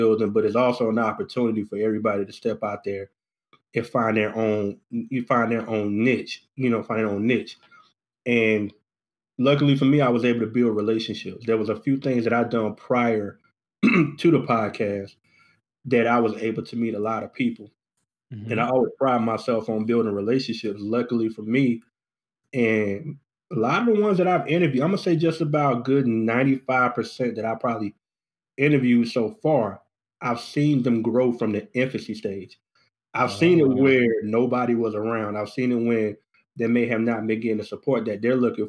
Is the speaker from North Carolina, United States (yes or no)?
yes; Goldsboro, North Carolina, United States; moved away as an adult; now in Charlotte, United States; I'm originally from Goldsboro, North Carolina